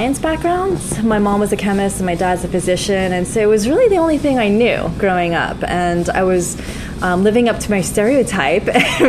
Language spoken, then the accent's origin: English; Summit, New Jersey, United States; moved away as an adult; also born or lived in New York / San Francisco; now in London, United Kingdom; I'm American. I was born in New Jersey, in Summit, New Jersey, and born and bred in that great state.